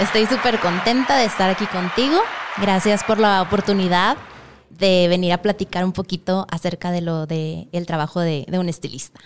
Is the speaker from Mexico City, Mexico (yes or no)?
no; Monterrey, Nuevo León, Mexico; yo soy de Monterrey